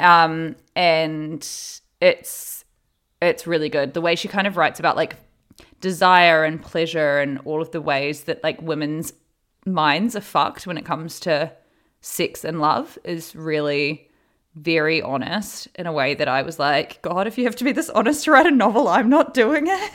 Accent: New Zealand; born or raised there; now in Los Angeles, United States

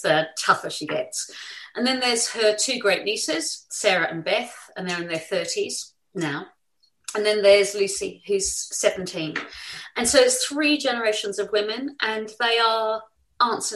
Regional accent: New Zealand; now in England, United Kingdom; I grew up in New Zealand.

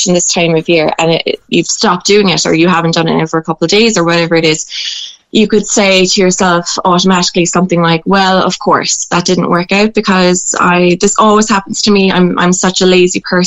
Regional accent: Ireland; growing up in Irish culture

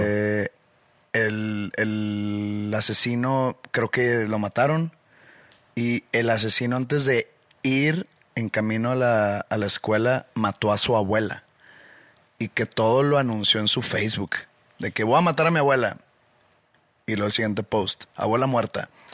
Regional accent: Mexico; soy latino o soy mexicano

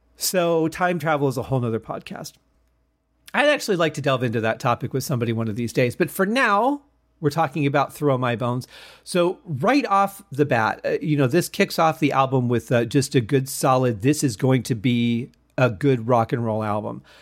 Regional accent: Michigan, United States; now in Las Vegas, United States; I grew up in Michigan

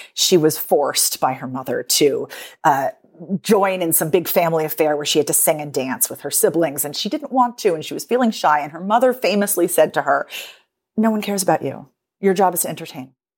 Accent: United States; me as an American

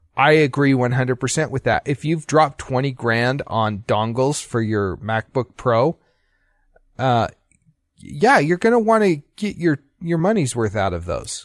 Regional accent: Utah, United States; also born or lived in Idaho; I grew up in Utah

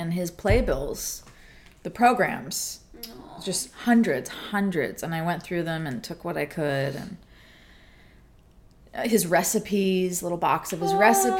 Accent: California, United States; I'm from California. Yeah. All my family's there. My work is there. My whole life is there. I've never lived outside of California, although I've toured everywhere, but it's not the same.

